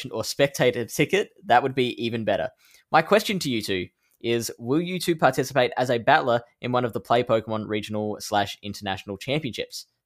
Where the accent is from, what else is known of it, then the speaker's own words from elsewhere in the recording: Netherlands; The one I have my eyes on the most is the one in my home country of the Netherlands, in the city of Utrecht.